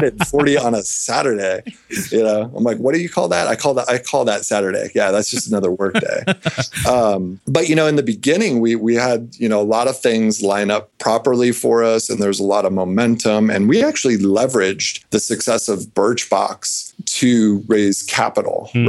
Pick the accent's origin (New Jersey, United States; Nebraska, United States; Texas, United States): Nebraska, United States; I grew up in Nebraska